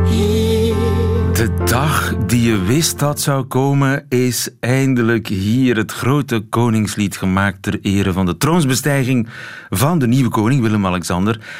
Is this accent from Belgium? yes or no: yes; Belgium; als, als Belgen